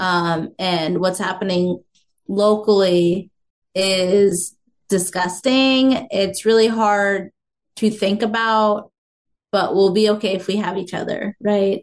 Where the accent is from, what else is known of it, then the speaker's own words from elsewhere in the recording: Mason City, Iowa, United States; now in Des Moines, United States; my hometown of Mason City, Iowa